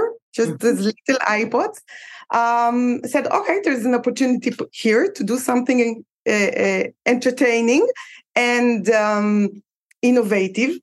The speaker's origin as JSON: {"language": "English", "country": "Israel", "said": "I'm from Israel."}